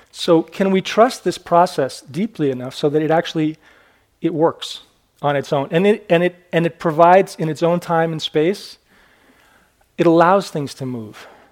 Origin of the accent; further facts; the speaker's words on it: Maine, United States; I was born in Maine.